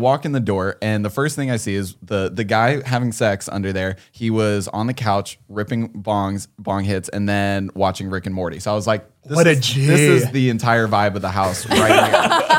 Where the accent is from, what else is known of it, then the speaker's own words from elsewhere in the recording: Cincinnati, Ohio, United States; I'm like, hey, I'm from Cincinnati. Nice to meet you.